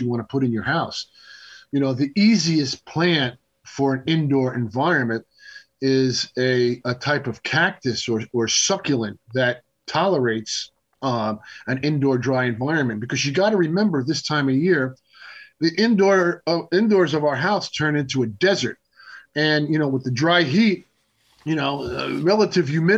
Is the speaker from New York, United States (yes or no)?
yes; Long Island, New York, United States; Growing up on Long Island